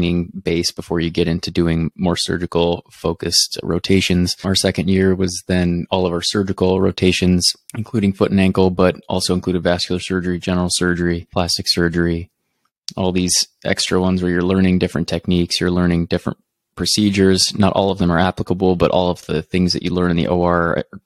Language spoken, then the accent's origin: English; Lincoln, Nebraska, United States; I'm born and raised in Lincoln, and then I lived there most of my life